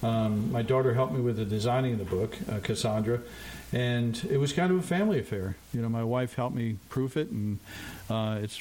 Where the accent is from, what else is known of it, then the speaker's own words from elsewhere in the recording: Montclair, New Jersey, United States; I grew up in Montclair, New Jersey. I was born there